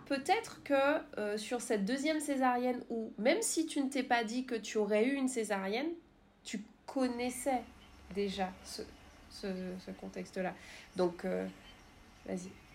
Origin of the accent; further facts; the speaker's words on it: Martinique; je suis martiniquaise